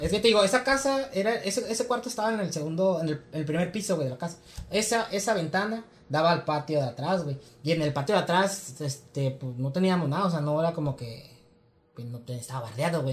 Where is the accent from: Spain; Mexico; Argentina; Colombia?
Mexico; yo crecí en Virreyes